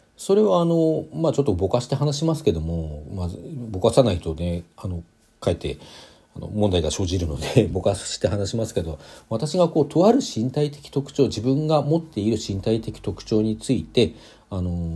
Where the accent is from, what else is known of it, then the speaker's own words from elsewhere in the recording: Hokkaido, Japan; 北海道出身ですけども